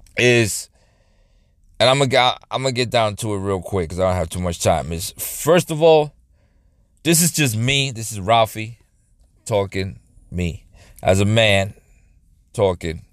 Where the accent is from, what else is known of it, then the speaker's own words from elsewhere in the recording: New York, United States; I grew up in New York